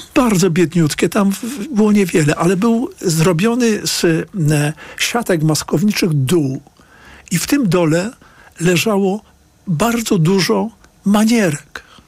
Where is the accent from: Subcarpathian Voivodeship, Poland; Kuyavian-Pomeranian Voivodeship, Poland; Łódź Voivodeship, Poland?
Łódź Voivodeship, Poland; Piotrków Trybunalski; moved away as an adult; ja się tam urodziłem w 1950 roku. E, do roku 1970 tam byłem, mieszkałem tam z rodzicami